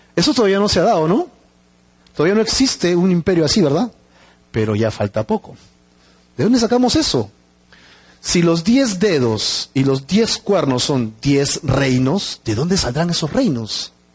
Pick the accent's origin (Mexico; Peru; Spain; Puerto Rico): Peru; como los peruanos